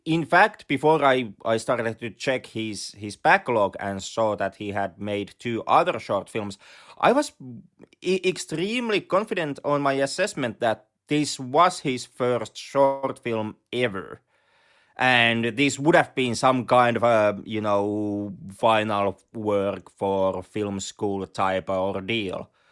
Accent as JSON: {"language": "English", "region": "Lapland", "country": "Finland", "accent": "Finnish rally accent", "second_language": "English", "said": "we both have the, the luxurious Finnish Ralli accent"}